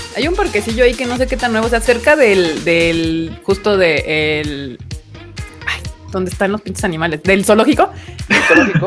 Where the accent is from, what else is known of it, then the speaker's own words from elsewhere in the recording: Mexico City, Mexico; todos los integrantes de este podcast somos residentes de la CDMEX